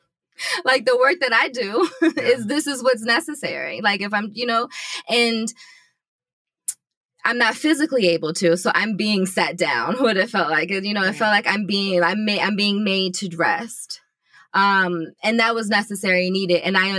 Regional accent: Richmond, Virginia, United States; I'm from Richmond, but I have lived all over the world. My father was in the Army.

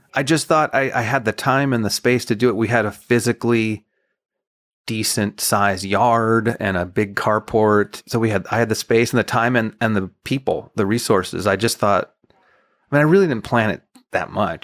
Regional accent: El Paso, Texas, United States; moved away as an adult; also born or lived in Nashville; I'm from El Paso. I ended up in Nashville as a songwriter

